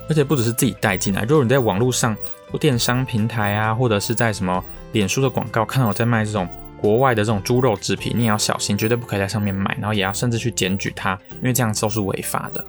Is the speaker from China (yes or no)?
no; Taiwan; 我们台湾人很爱吃猪